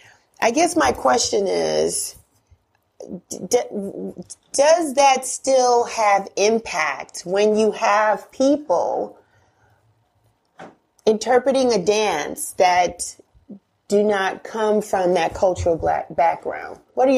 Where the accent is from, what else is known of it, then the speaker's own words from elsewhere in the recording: Bronx, New York, United States; I'm a New Yorker, I'm from the Bronx.